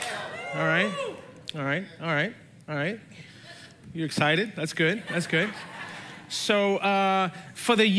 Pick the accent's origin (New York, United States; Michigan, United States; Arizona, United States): New York, United States; New York City; I grew up in New York City